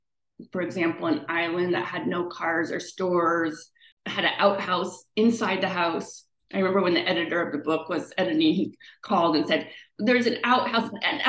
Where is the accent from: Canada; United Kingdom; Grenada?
Canada; Victoria, British Columbia; born there; And I was born in Victoria in British Columbia.